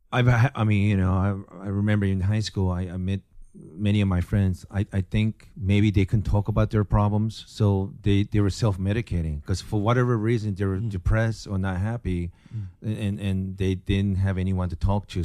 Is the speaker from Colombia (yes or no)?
no; Japan; moved away; also born or lived in Tacoma, Washington, United States; born and raised in Japan